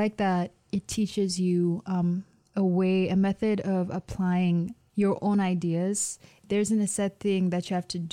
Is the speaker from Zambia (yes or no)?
yes; Zambia; now in Michigan, United States; Growing up in Zambia, it's pretty loud.